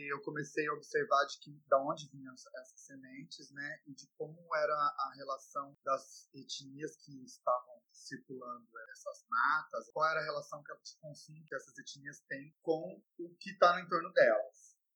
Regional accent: Campinas, São Paulo, Brazil; eu nasci em Campinas, vivo lá desde que eu nasci

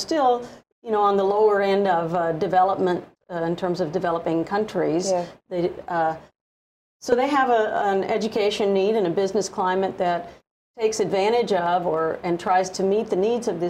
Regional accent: Oklahoma, United States; now in Hawaii, United States; growing up in Oklahoma, when I came to Hawaii

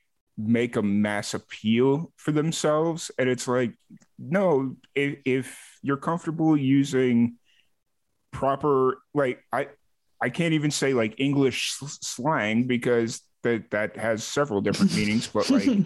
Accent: Chicago, Illinois, United States; accent: Chicago; moved away; I was born in Chicago. I had a hardcore Chicago accent, and it's been about, let's see, when I left Chicago in 2009, and now like my accent is just blended with this amalgamation of a whole bunch of different places I've lived.

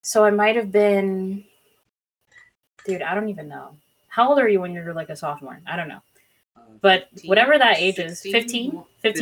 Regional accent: Haiti; moved away; I was born and raised in like in Haiti.

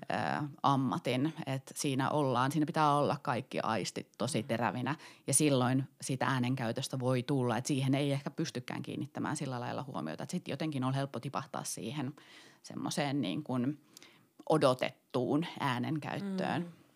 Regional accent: Kittilä, Lapland, Finland; olen siis kotoisin Kittilästä ja pieneltä paikkakunnalta

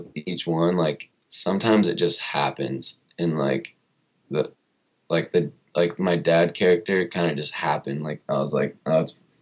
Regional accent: Murrieta, California, United States; also born or lived in Long Beach; now in Los Angeles, United States; that's where I was raised till I was like right out of high school.

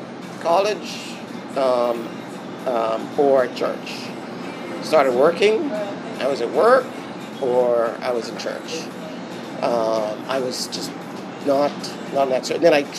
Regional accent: Bahamas; Because I grew up in the British system. {S1} Okay. {S2} Right? Having grown up here in the Bahamas.

